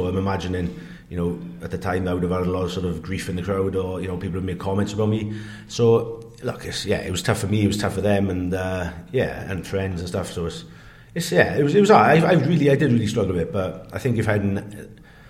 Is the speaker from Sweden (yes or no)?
no; Wales, United Kingdom; You know, I didn't look like people would expect to look like as a Welsh prop.